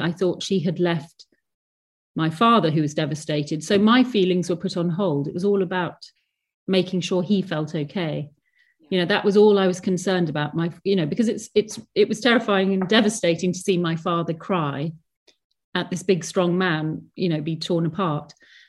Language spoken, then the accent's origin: English; Hong Kong; Yes, well, I grew up in Hong Kong. We were expats in Hong Kong